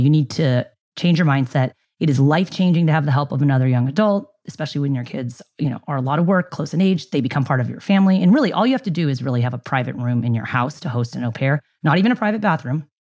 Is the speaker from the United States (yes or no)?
yes; San Diego, California, United States; also born or lived in Ilam, Nepal / Bay Area, California; I got homesick and moved home for, to San Diego from the Bay Area